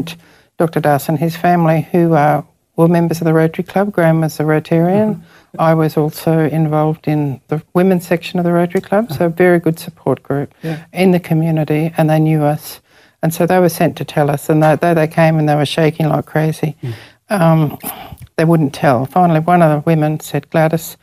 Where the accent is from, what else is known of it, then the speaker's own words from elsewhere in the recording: Ipswich, Queensland, Australia; moved away as an adult; also born or lived in India; now in Townsville, Australia; I came from Ipswich